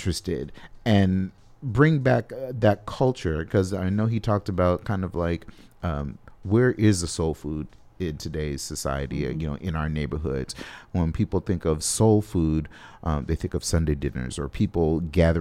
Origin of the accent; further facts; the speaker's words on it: Los Angeles, California, United States; now in Twin Cities, United States; I'm from Los Angeles